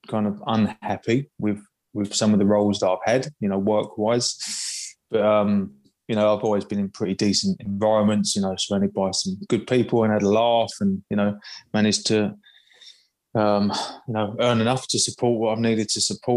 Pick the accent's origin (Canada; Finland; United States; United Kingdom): United Kingdom; Just outside of London, UK.